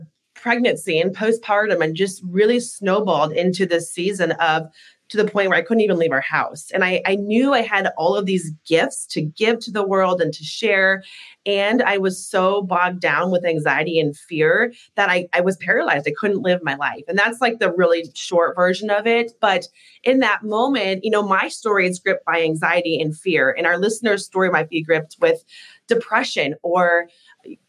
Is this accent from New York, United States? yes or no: no; Alaska, United States; I grew up in Alaska, born and raised